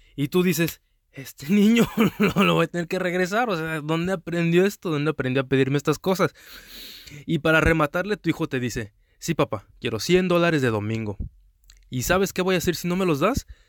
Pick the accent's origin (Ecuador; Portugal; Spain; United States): United States; also born or lived in Mexico; now in Houston, United States; aquí ya otra vez en mi país nativo de los Estados Unidos, en Houston, Texas